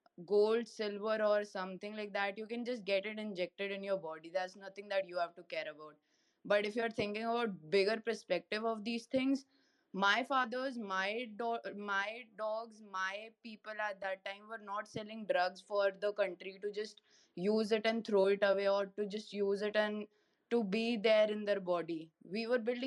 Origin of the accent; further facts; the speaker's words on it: Delhi, India; I'm from Delhi, India